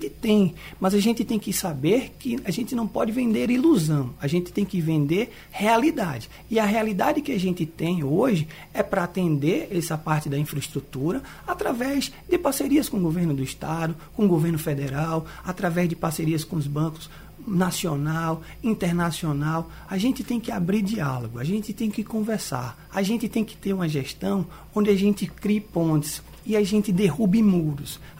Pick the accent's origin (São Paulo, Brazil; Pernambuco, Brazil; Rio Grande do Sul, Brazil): Pernambuco, Brazil; Olinda; desde a minha origem, quando eu nasci nos Butrins. Então, eu convivi muito com a imagem que está muito registrada no meu rosto. É quando eu era criança, eu não podia sair de casa porque o canal dos Butrins alagava